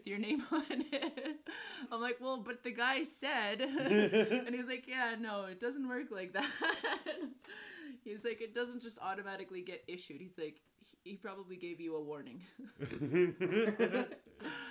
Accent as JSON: {"language": "English", "town": "Little Pine", "region": "Saskatchewan", "country": "Canada", "tie": "born or raised there", "said": "Little Pine, the home res"}